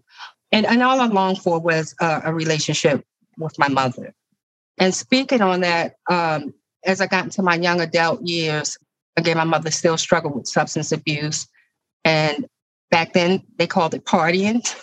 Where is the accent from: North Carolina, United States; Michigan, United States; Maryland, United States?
Maryland, United States; Baltimore; I'm a lifelong resident of Baltimore City. I grew up in Flag House Projects with my mom and my stepdad.